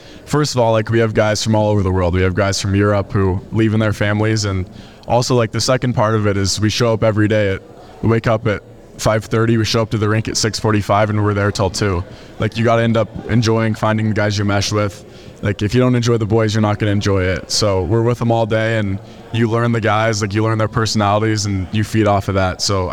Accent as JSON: {"language": "English", "town": "Lakewood", "region": "Colorado", "country": "United States", "said": "I'm from Lakewood, Colorado, so not too far from home"}